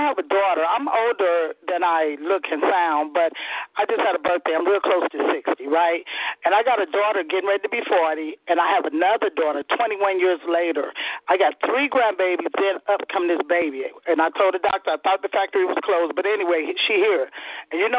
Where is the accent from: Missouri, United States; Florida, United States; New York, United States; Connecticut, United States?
Missouri, United States; St. Louis; also born or lived in California / New Orleans / Alabama; now in Georgia, United States; I'm from St. Louis.